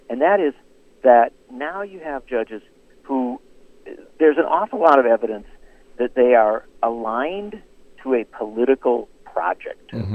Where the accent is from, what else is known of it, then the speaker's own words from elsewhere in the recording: Racine, Wisconsin, United States; Having been born and raised in Wisconsin